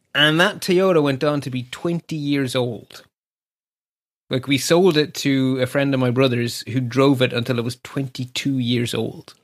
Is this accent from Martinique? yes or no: no; Ireland; we don't take compliments here in Ireland